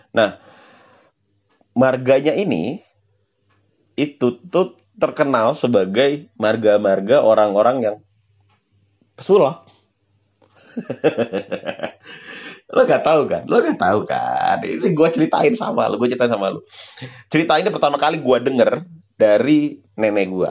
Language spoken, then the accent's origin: Indonesian; North Sumatra, Indonesia; dan ini dan ini terdapat di uh, daerah gue yaitu Sumatera Utara.